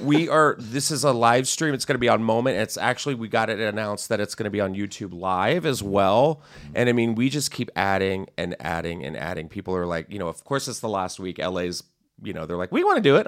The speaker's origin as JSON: {"language": "English", "region": "Texas", "country": "United States", "said": "I'm from Texas"}